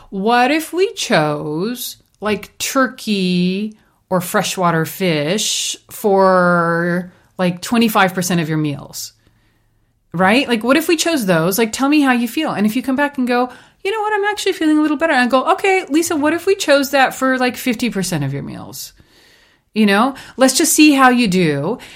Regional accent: India; moved away; growing up in India, we had a sugarcane, um, farm

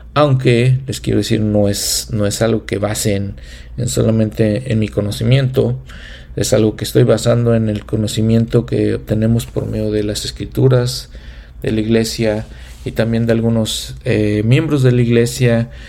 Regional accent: Mexico; moved away as an adult; also born or lived in United States; now in Edmonton, Canada; Serví en una misión en México, en mi país natal.

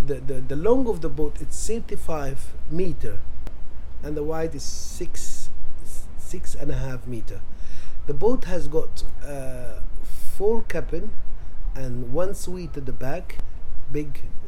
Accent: Luxor, Luxor Governorate, Egypt; I'm from Luxor, West Bank, Egypt. I live in the West Bank, in the village. I have three boys and yep. One daughter.

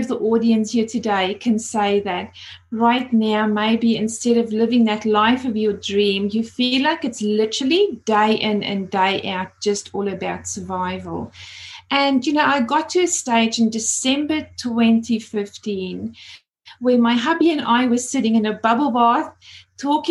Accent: South Africa; moved away as an adult; now in Australia; As you can hear my accent, I moved over from South Africa about 20 years ago and absolutely love living here in Australia.

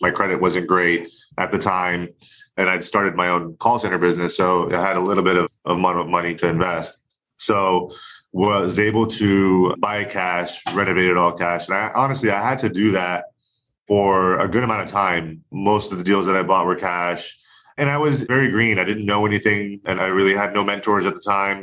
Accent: Orlando, Florida, United States; moved away as an adult; now in California, United States; I grew up, born and raised in Orlando, Florida

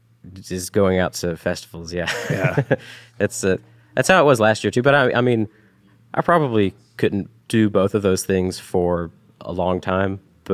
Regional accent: Chattanooga, Tennessee, United States; moved away; growing up in the Chattanooga area, I mean, we didn't meet each other until we had both moved away from Chattanooga.

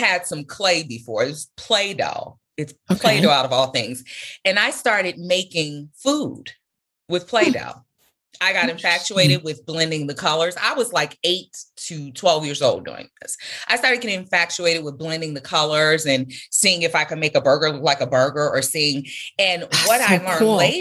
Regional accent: Chicago, Illinois, United States; I grew up in the Englewood community on Chicago's South Side

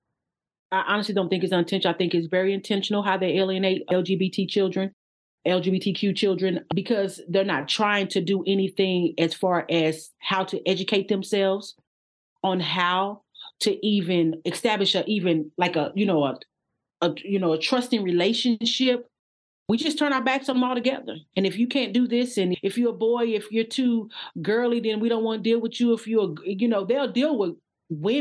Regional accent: Odessa, Texas, United States; I was actually born and pretty much lived there until I was 12 in Odessa, Texas. I'm from Texas

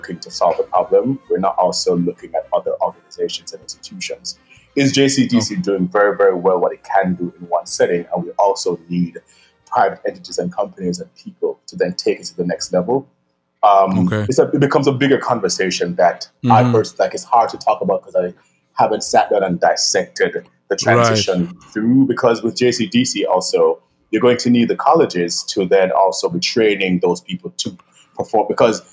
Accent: Jamaica; moved away as an adult; now in New York, United States; growing up in Jamaica

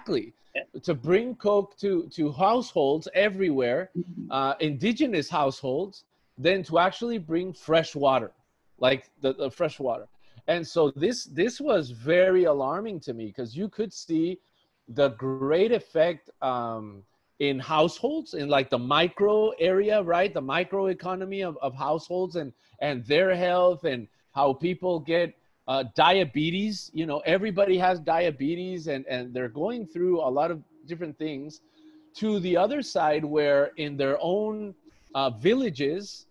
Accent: Tijuana, Baja California, Mexico; now in San Diego, United States; I grew up in Mexico. I grew up in Tijuana, Mexico.

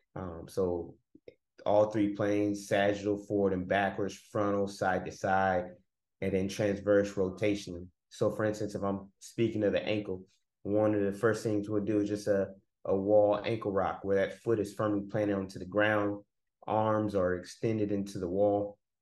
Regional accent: Oakland, California, United States; moved away as an adult; also born or lived in Nashville, Tennessee / Texas / Troy, Alabama; now in Atlanta, United States; I'm from Oakland, California, born and raised

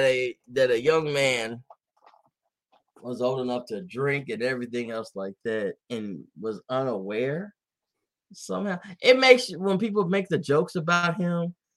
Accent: the South, United States; I grew up in the South. I raised in the South, but I didn't know.

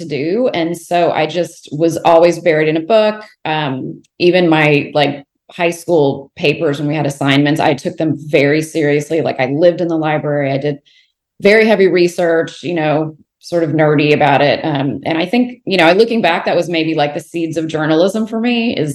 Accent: Houston, Texas, United States; also born or lived in Fort Worth, Texas; So I'm born and raised in Texas, so Fort Worth and then Houston.

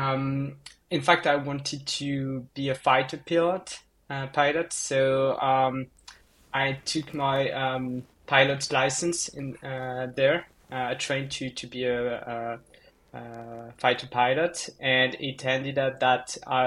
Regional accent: countryside in southwest France, France; moved away as an adult; now in Paris, France; I'm from like the countryside, like in the middle of nowhere in France

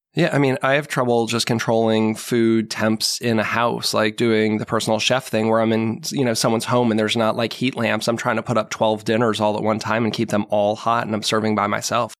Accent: Marlborough, Massachusetts, United States; moved away as an adult; I grew up in Marlboro, Mass

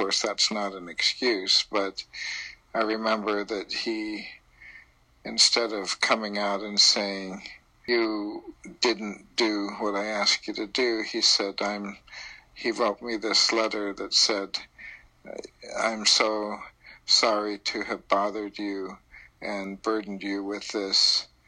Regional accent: Nagoya, Aichi, Japan; born there; also born or lived in Idaho / Hawaii; I was born in Japan, in Nagoya.

